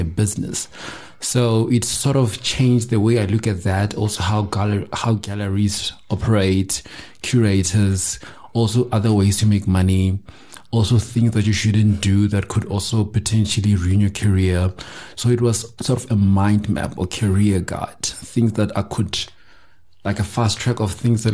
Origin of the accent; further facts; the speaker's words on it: Limpopo, South Africa; I'm from Limpopo, 28 years old